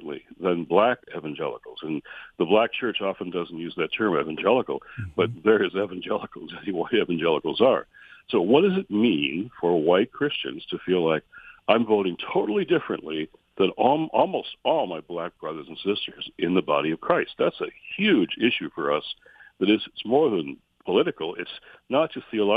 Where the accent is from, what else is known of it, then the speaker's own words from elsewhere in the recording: Michigan, United States; my home state of Michigan